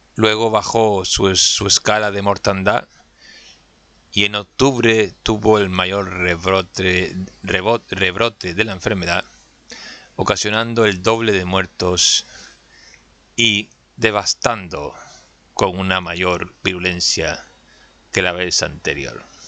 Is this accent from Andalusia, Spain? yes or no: no; Canary Islands, Spain; soy de Canarias